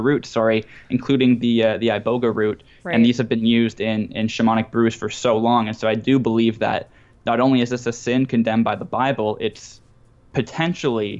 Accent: Canada; I'm Canadian

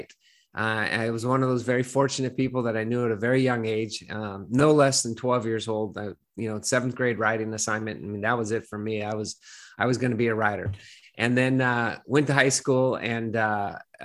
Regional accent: Burlingame, California, United States; I grew up on the peninsula. So I grew up in a blue collar town

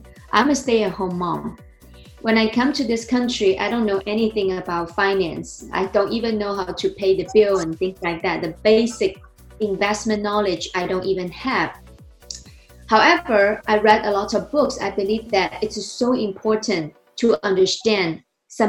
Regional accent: China; English is a second language; moved away as an adult; also born or lived in New Jersey, United States; now in United States; I was born and raised in China. I came to the United States 2009

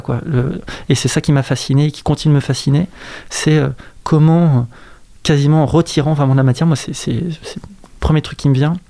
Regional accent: Saint-Nazaire, Pays de la Loire, France; also born or lived in Brussels; je suis né, j'ai grandi à Saint-Nazaire

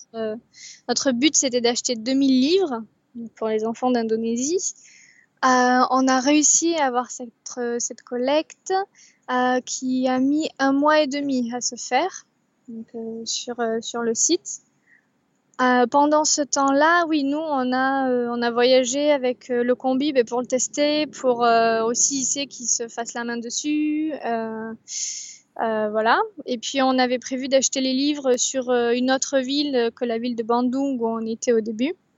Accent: Bordeaux, Nouvelle-Aquitaine, France; je suis bordelaise

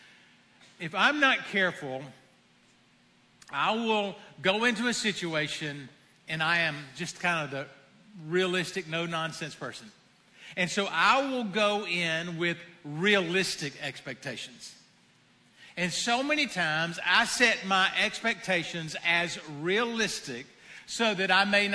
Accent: the South, United States; I am from the South

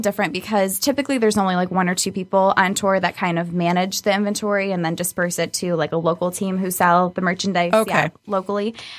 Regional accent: Royal Oak, Michigan, United States; I am from Royal Oak originally. Grew up there, went to school there, everything, and I've been local in the area since then.

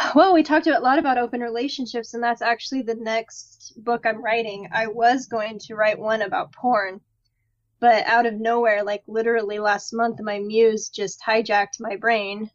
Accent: Midwest, United States; growing up in the Midwest

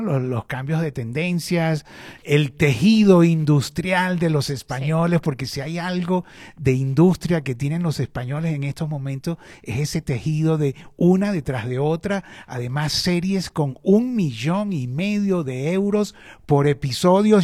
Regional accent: Venezuela; moved away; also born or lived in Chile; yo estudié periodismo en Venezuela, que es eh, mi país de origen

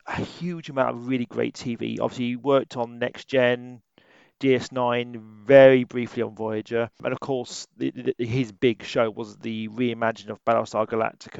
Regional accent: Wales, United Kingdom; we're both from Wales.

